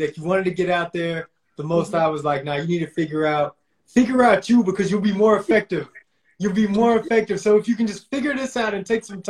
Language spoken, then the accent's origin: English; Chattanooga, Tennessee, United States; I'm from a small town. I'm from Chattanooga, Tennessee.